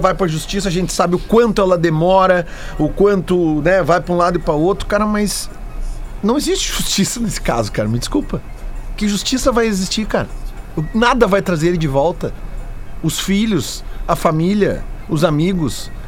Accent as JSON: {"language": "Portuguese", "country": "Brazil", "said": "A gente, como brasileiro"}